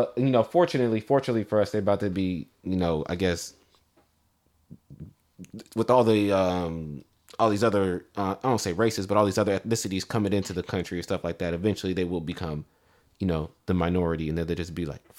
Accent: Yuba City, California, United States; I'm from Yuba City.

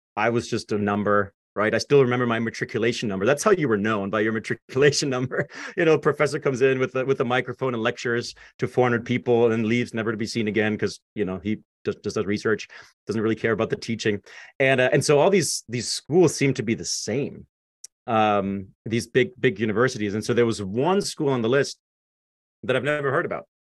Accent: Zweibrücken, Rhineland-Palatinate, Germany; English is a second language; moved away as an adult; now in United States; I grew up in Germany, like you said, um, born and raised

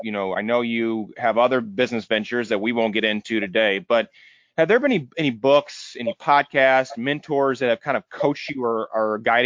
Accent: Edwardsville, Illinois, United States; moved away as an adult; now in St. Louis, United States; I grew up in Edwardsville, Illinois. I moved to St. Louis a couple of years ago, but always really have worked in St. Louis.

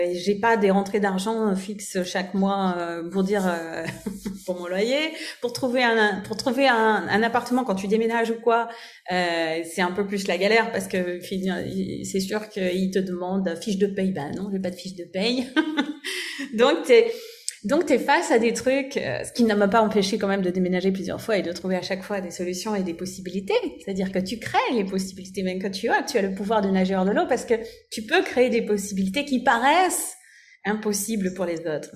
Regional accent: France; now in Germany; je vis en Allemagne et je suis française

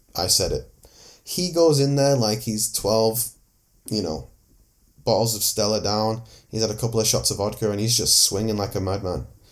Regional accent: Manchester, North West England, United Kingdom; I'm from Manchester

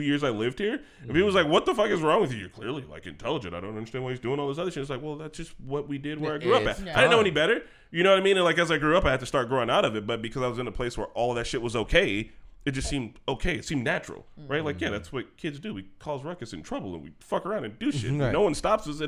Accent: Gary, Indiana, United States; When I grew up in Gary

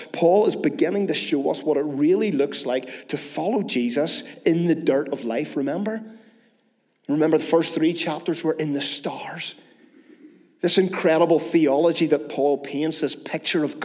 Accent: Northern Ireland, United Kingdom; As Northern Irish people

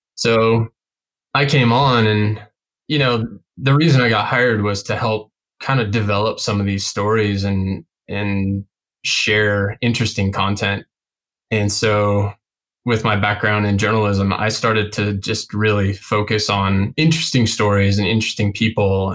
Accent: Denver, Colorado, United States; also born or lived in Glenwood Springs, Colorado; I'm from the Front Range in Colorado or Front Range Denver area

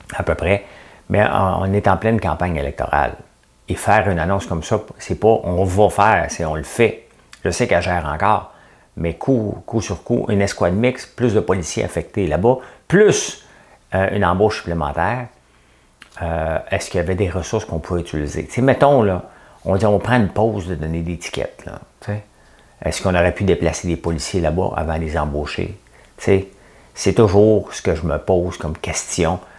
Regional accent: Montreal, Quebec, Canada; je suis montréalais

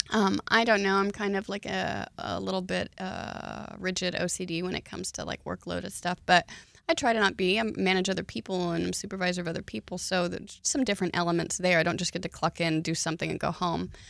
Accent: Oklahoma, United States; now in Texas, United States; I was raised in Oklahoma, and conditions are way different there.

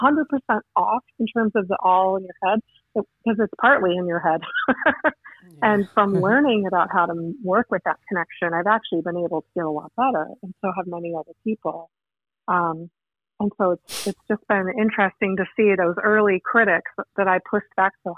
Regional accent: Houston, Texas, United States; also born or lived in Chicago, Illinois; now in Evanston, United States; I grew up in Houston, Texas, and then I lived in Chicago until very recently.

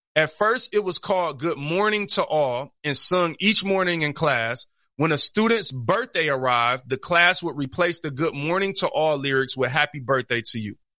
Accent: Detroit, Michigan, United States; I'm from Detroit or I'm from the East Side

